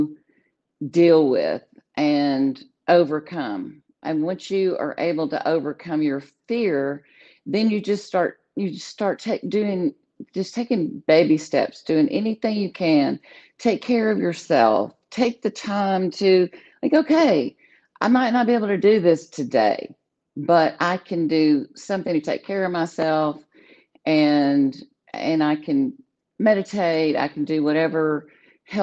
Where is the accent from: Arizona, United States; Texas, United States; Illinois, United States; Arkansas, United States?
Arkansas, United States; Little Rock; I'm from Little Rock, Arkansas. Okay. Was born in, I live here now